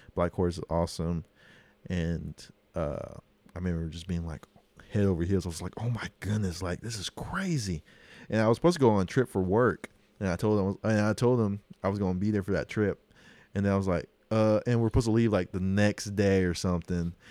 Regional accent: Oklahoma, United States; accent: Oklahoma; my accent, like, Oklahoma accent and being native

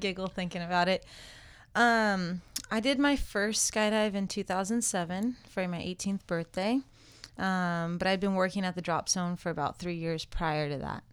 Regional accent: California, United States; I grew up in California

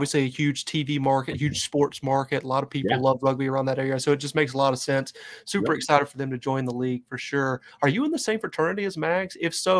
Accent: North Carolina, United States; I'm from North Carolina

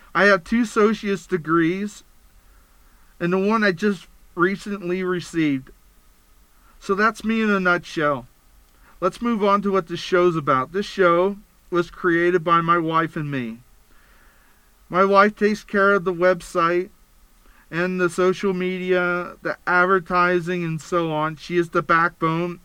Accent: Pennsylvania, United States; moved away as an adult; now in Utah, United States; I was born and raised in Pennsylvania. I moved to Utah to be closer to my family after my first divorce

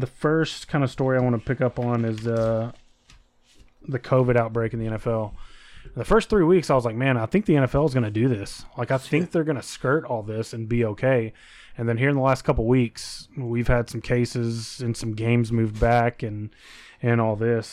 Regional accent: United States; as Americans

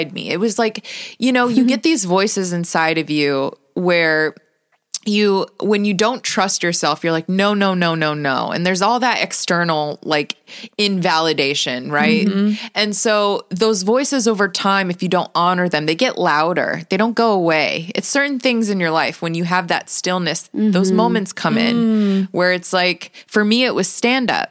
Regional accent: Las Vegas, Nevada, United States; I'm born and raised in Las Vegas

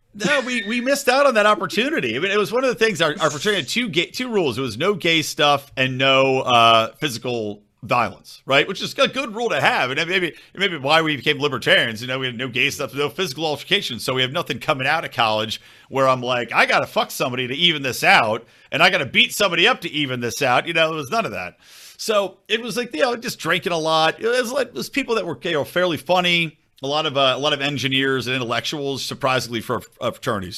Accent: Philadelphia, Pennsylvania, United States; I'm from Philly side.

